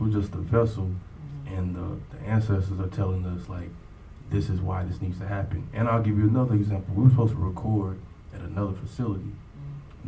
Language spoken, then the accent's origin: English; Longview, Texas, United States; now in Tulsa, United States; I'm from originally from Longview, Texas, which is uh, about two hours east of Dallas